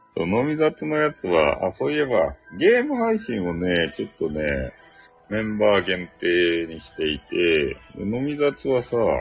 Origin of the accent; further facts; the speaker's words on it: Hakata, Fukuoka, Japan; accent: Hakata dialect; 俺の博多弁